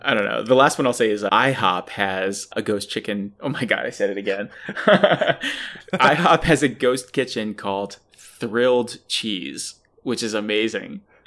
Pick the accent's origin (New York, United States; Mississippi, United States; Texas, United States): New York, United States; Buffalo; I'm a snob from Buffalo.